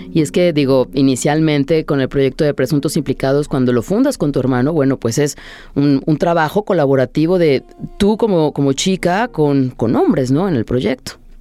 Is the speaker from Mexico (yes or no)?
yes; Mexico; nosotros como mexicanos